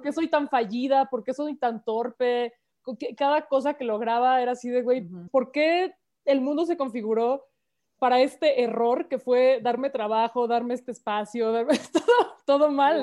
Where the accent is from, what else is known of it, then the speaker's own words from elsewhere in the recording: Mexico City, Mexico; soy chilanga, ah, todas somos chilangas aquí.